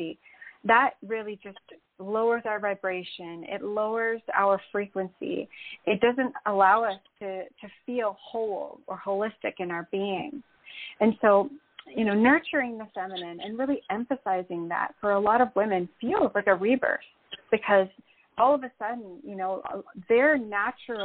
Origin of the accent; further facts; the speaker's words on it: Canada; moved away as an adult; now in Puerto Rico; Well, I live in Puerto Rico. But I'm originally from Canada, so I actually made this move during the pandemic